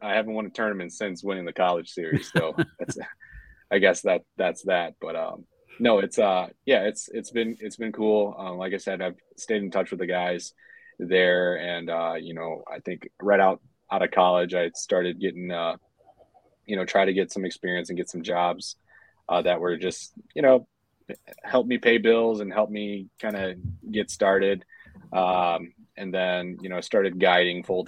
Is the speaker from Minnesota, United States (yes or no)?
yes; St. Paul, Minnesota, United States; I'm from born and raised Minnesota. I would say St. Paul is probably my home more so than Minneapolis is.